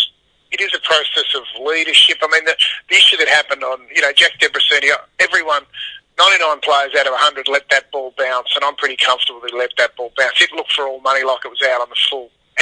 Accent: Australia; because I'm an Aussie rugby fan

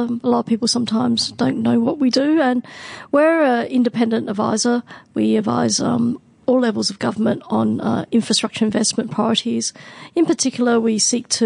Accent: Hong Kong; moved away; also born or lived in Hobart; I was born in Hong Kong, so I lived there for quite some time, probably before MTR was open

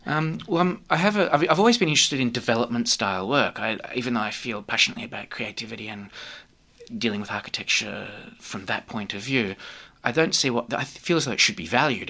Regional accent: Australia; being an Australian, I've lived here and grown up all my life

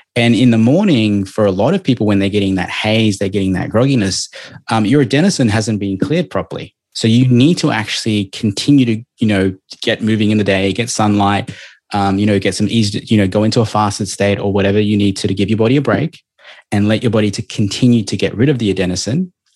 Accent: Melbourne, Victoria, Australia; now in Gold Coast, Australia; I'm from Melbourne

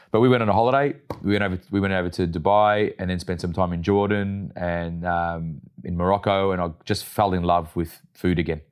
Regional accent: Melbourne, Victoria, Australia; I grew up in the western suburbs of Melbourne

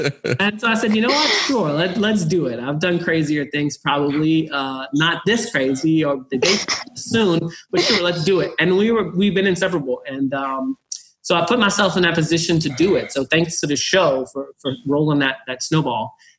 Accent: the South, United States; racial issues growing up in the South, being gay

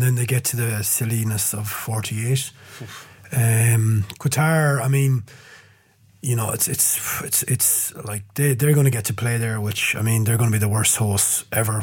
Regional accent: Ireland; as an Irishman

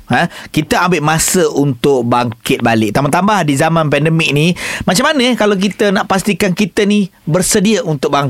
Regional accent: Malaysia; kita sebagai rakyat Malaysia

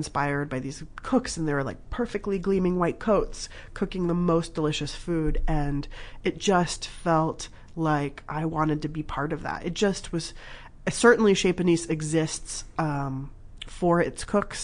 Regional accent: Southern California, United States; also born or lived in Berkeley, California; I grew up in Southern California. My parents are from Iran.

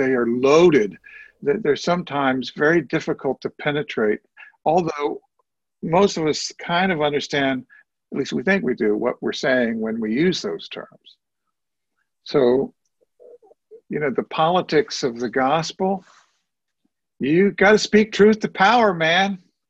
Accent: Cincinnati, Ohio, United States; moved away; also born or lived in Columbus, Ohio; I was born in Cincinnati. I know Ohio.

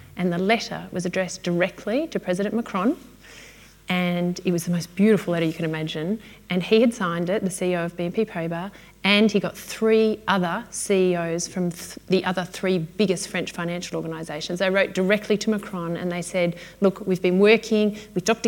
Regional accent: Melbourne, Victoria, Australia; I'm from Melbourne

